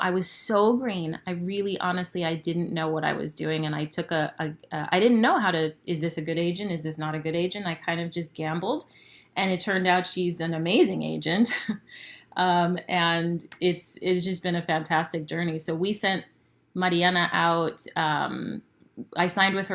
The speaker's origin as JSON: {"language": "English", "town": "San Diego", "region": "California", "country": "United States", "tie": "born or raised there", "also_born_or_lived": "Ensenada, Mexico", "said": "I was born in Ensenada and raised in San Diego"}